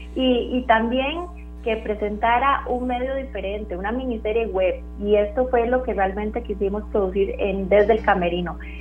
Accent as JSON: {"language": "Spanish", "country": "Costa Rica", "said": "todos como costarricenses hemos, hemos notado claramente"}